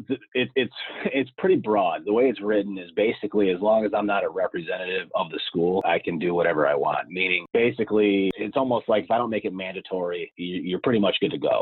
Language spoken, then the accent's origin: English; Scranton, Pennsylvania, United States; I am from Scranton, Pennsylvania, so northeast part of Pennsylvania